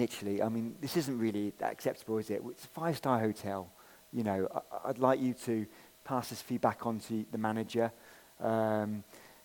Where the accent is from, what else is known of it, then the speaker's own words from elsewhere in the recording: England, United Kingdom; I'm an English guy